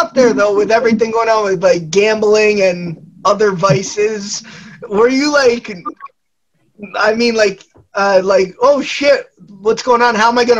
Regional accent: New Jersey, United States; now, obviously, we grew up in the U.S. We're from New Jersey on the East Coast.

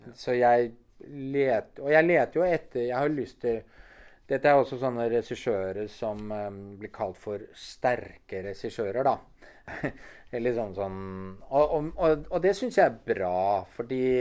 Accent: Norway; vi som nordmenn

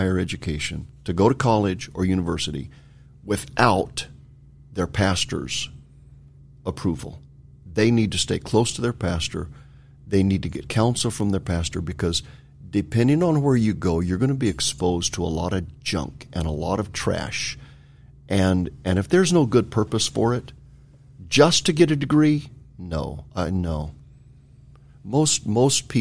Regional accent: California, United States; I grew up in California

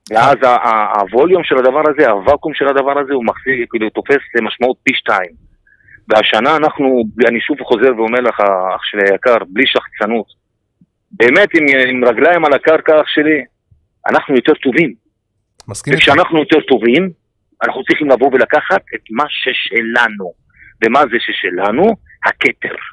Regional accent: Haifa, Haifa District, Israel; אני גדלתי מגיל אפס במכבי חיפה

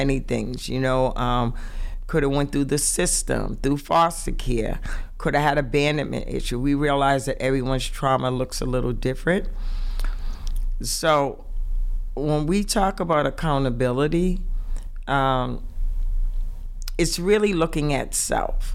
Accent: Boston, Massachusetts, United States; From the inner city, I am from Roxbury

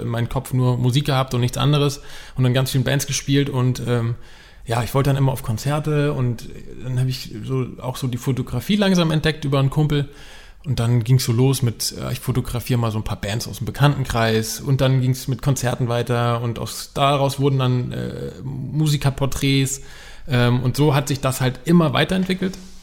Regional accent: Frankfurt, Hesse, Germany; moved away as an adult; now in between Hamburg and Bremen, Germany; gebürtiger Frankfurter

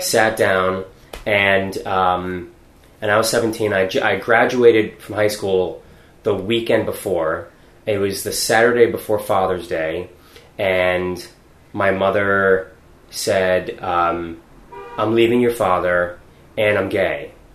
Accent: Weymouth, Massachusetts, United States; I grew up in Weymouth, which is south of Boston

